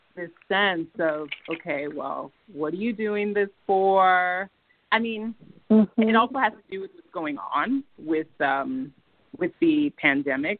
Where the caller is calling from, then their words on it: New Jersey, United States; I'm calling from Jersey